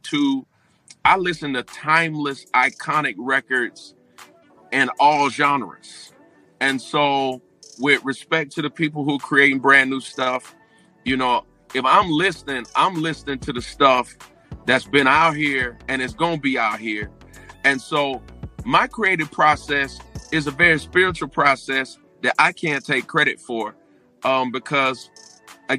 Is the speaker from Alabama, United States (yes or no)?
no; St. Petersburg, Florida, United States; I was raised in St. Petersburg, Florida.